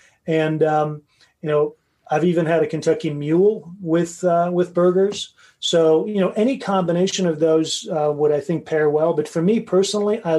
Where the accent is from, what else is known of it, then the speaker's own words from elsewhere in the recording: Tehran, Tehran Province, Iran; moved away; I was born in Iran, believe it or not, in Tehran